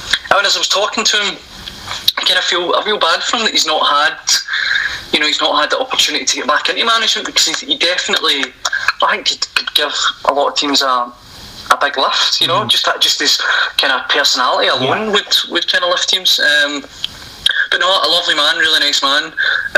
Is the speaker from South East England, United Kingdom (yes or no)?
no; Cumbernauld, Scotland, United Kingdom; I'm from Cumbernauld, so Clyde's sort of local club. time when I was young, I played for Clyde